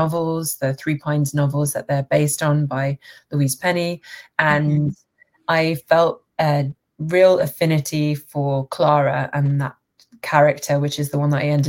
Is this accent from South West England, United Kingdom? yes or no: no; London, United Kingdom; also born or lived in Manchester / Toronto; I'm from London. I was born in Manchester, but I grew up in London